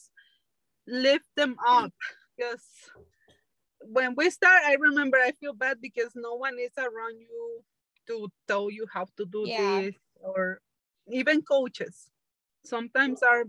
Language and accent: English; Guadalajara, Jalisco, Mexico; now in California, United States; I'm from Guadalajara, Mexico, but I just live in California right now